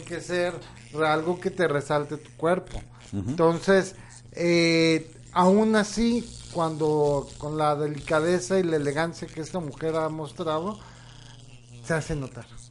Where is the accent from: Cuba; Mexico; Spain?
Mexico; espero que estemos avanzando hacia una mejor sociedad como mexicanos